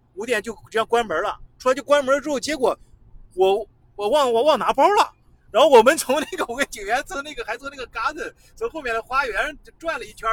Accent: China; 我作为中国人

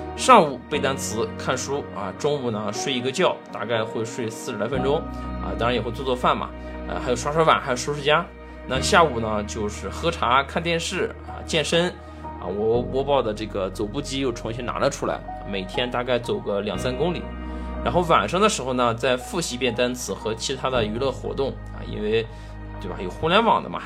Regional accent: China; 我们中国人

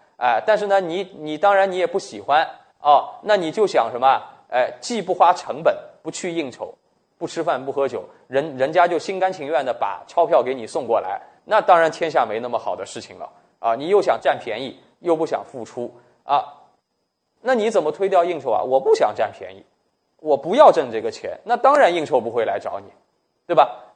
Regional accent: China; 我们中国人

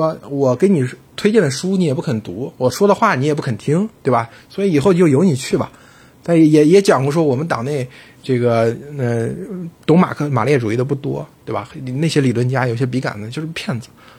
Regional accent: China; 我们中国人

